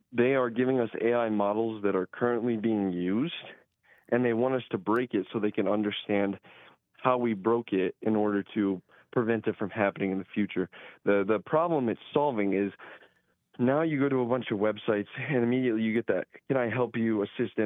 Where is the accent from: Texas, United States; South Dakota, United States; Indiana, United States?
South Dakota, United States; Fairburn; I did grow up in Fairburn, South Dakota. It's a small town